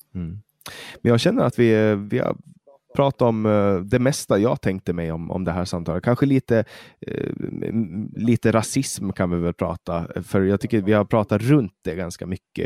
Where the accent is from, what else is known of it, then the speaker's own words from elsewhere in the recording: Åland Islands; moved away as an adult; now in Sweden; Jag är ju finsk medborgare och jag är född och uppvuxen på Åland